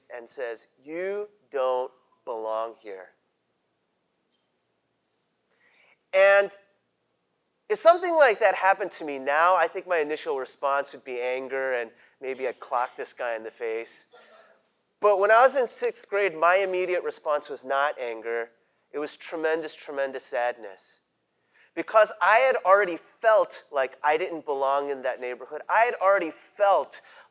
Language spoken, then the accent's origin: English; New York City, New York, United States; also born or lived in Great Neck, Long Island, New York; I grew up in Queens